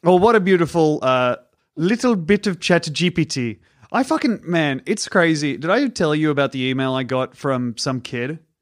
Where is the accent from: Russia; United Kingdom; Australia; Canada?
Australia; I'm an Australian comedian and mime